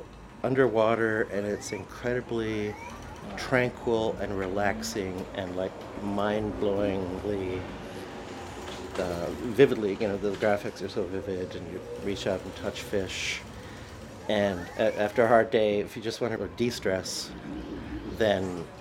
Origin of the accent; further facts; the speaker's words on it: Fall River, Nova Scotia, Canada; we're from Fall River